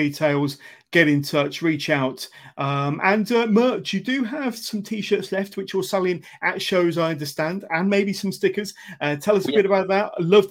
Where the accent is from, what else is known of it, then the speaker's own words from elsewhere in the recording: Westbury, England, United Kingdom; my hometown of Westbury